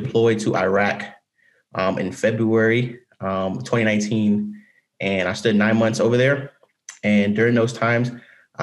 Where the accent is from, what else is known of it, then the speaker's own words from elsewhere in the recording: Cleveland, Ohio, United States; moved away as an adult; I'm from Cleveland, Ohio. I graduated high school in like around May of 2018.